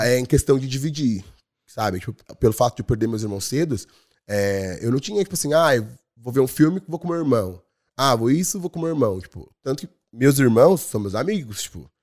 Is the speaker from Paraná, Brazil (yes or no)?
no; São Paulo, Brazil; moved away as an adult; now in Ireland; Eu sou do Capão Redondo